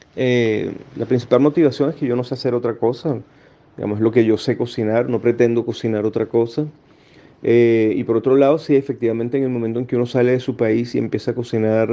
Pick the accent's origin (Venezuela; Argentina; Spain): Venezuela; moved away as an adult; now in Chile